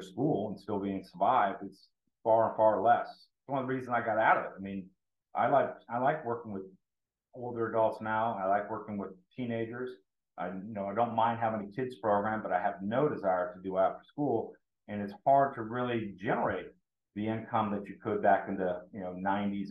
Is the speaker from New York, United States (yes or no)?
no; Tampa, Florida, United States; I'm from Tampa Bay